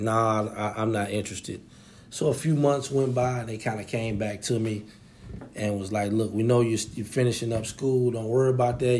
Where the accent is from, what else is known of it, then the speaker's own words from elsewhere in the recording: Nashville, Tennessee, United States; also born or lived in Memphis; all of my, uh, mom's side of the family and where I grew up from is in Nashville